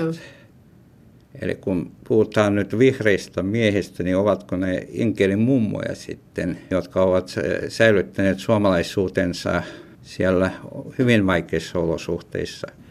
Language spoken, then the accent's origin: Finnish; Petrozavodsk, Republic of Karelia, Russia; first language Ludian; Finnish is a second language; now in Finland; Olen rodinut Petroskol. Puolet minun elot olen elänyt Suomessa. Toinen puolisko meni Petroskol.